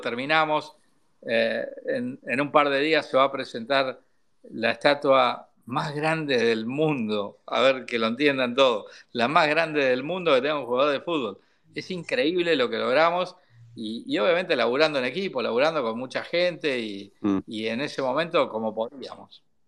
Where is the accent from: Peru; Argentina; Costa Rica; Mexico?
Argentina; Paraná, Entre Ríos; moved away as an adult; now in Buenos Aires, Argentina; Yo soy del interior, de Paraná, entonces venir a vivir a Buenos Aires hace más de 30 años que estoy acá